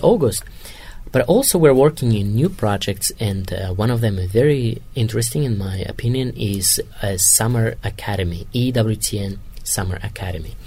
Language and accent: English; Kazakhstan; English is a second language; moved away as an adult; now in Rome, Italy; I'm from Kazakhstan